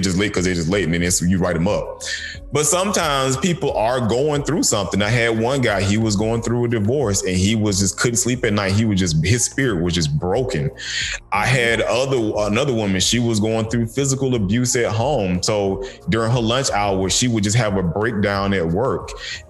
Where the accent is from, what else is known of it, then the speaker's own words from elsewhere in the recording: the South, United States; Growing up in the South, we had so much stuff growing out in the open area